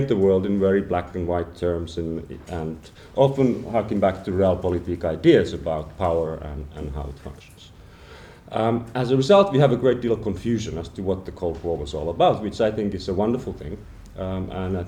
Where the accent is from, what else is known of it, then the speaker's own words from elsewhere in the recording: Finland; I come from Finland